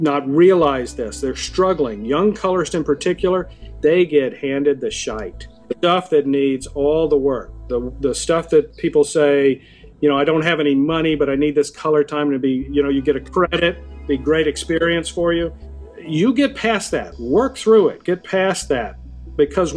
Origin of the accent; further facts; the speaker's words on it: Decatur, Georgia, United States; moved away as an adult; also born or lived in Boston; I'm from Atlanta originally, Decatur, Georgia, outside of Atlanta